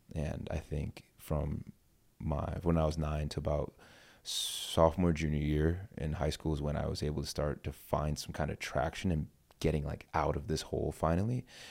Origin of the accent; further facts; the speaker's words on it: East Hartford, Connecticut, United States; I grew up in East Hartford, Connecticut